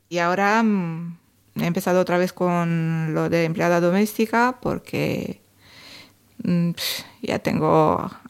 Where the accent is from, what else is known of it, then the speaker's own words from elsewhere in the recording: Dolj, Romania; moved away; Hola, yo soy … del sur de Rumanía, cerca de Craiova. He llegado aquí en 2005